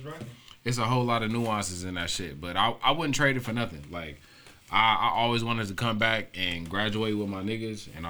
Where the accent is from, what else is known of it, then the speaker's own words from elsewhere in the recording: Los Angeles, California, United States; I grew up on Century and Town, but before I lived on Century and Town, I was off of King and Western